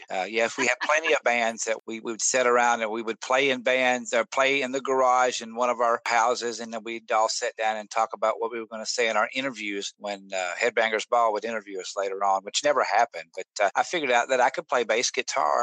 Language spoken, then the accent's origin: English; Nashville, Tennessee, United States; I was born in Nashville